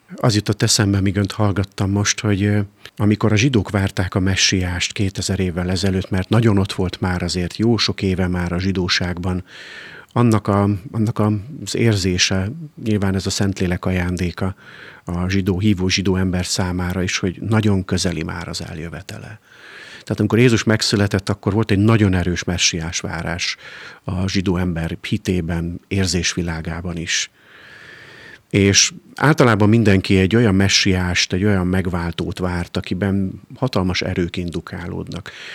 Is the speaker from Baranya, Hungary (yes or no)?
yes; Pécs, Baranya, Hungary; moved away; hiszen én is vidéki vagyok, nálunk Pécsett gyakoriak voltak ebben az időszakban